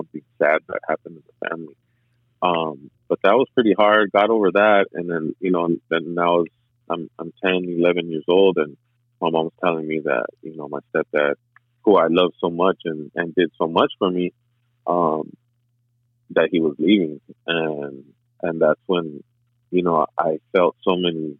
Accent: El Monte, California, United States; also born or lived in San Diego / Norwalk; I was born in San Diego, and then shortly after, I think I was under a year of age, we moved down to LA area, which was like more east of LA towards like Norwalk. Lived there for a little bit, and then we ultimately ended up in the city of El Monte.

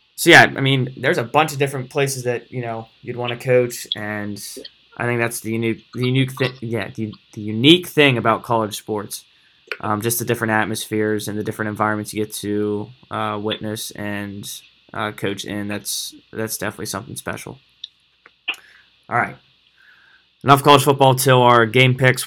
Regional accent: Pennsylvania, United States; I get to stay in my home state

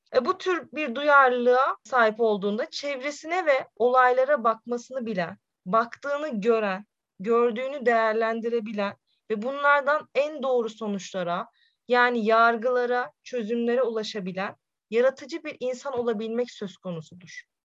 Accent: Sivas Province, Turkey; now in Konya, Turkey; 1995 Sivas doğumluyum

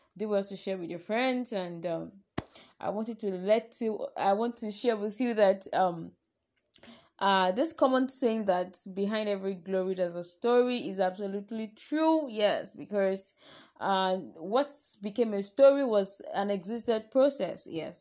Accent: Nigeria; I am a Nigerian

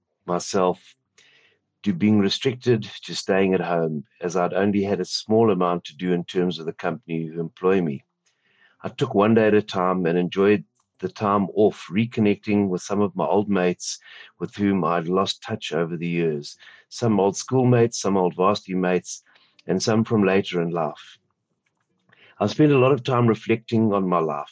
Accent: Sandton, Gauteng, South Africa; I'm from Morningside, Sandton, South Africa

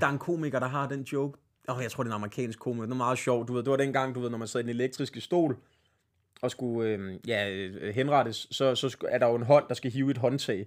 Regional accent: Svenstrup, North Denmark Region, Denmark; moved away as an adult; also born or lived in Copenhagen; jeg flyttede tilbage til Svenstrup, min hjemby

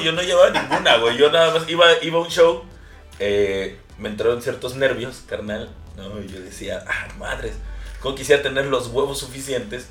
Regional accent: Veracruz, Mexico; also born or lived in Xalapa, Veracruz; no soy de Jalapa directamente soy del puerco de Veracruz

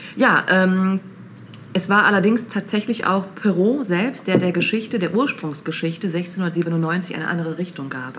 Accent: Lippe, North Rhine-Westphalia, Germany; wo ich aufgewachsen bin, in Lippe

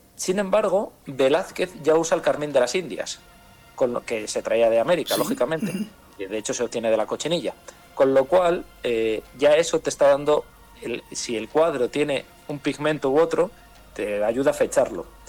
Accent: Madrid, Community of Madrid, Spain; yo nací en Madrid

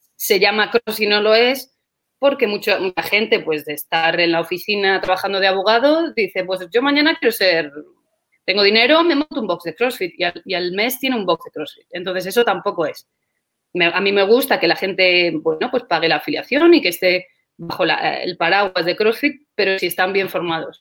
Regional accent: Segovia, Castile and León, Spain; moved away as an adult; now in Qatar; yo soy originalmente, yo soy de España, yo soy de, Segovia, de una ciudad cerquita de Madrid, pero ahora mismo me encuentro en Qatar

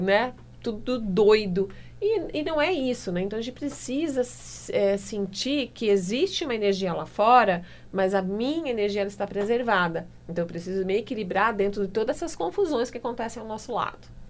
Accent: Limeira, São Paulo, Brazil; Eu sou de Limeira, eu sou lá do interior

